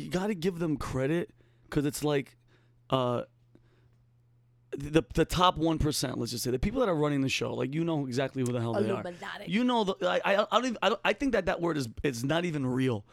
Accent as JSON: {"language": "English", "town": "Yonkers", "region": "New York", "country": "United States", "tie": "born or raised there", "said": "I'm from Yonkers. Me, my brother, my sister were born in Yonkers, New York."}